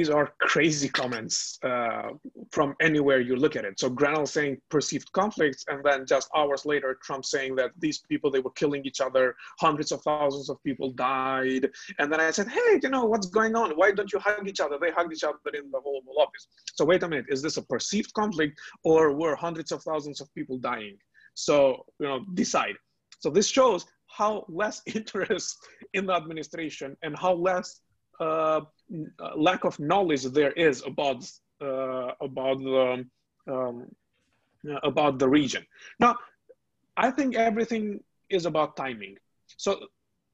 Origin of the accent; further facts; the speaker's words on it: Kosovo; I'm from Kosovo